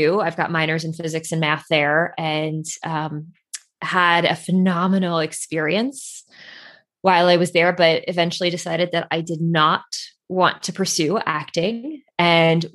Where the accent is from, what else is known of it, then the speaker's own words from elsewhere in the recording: Central New Jersey, United States; So I grew up in New Jersey, about an hour outside of New York City. So like, I would say like Central Jersey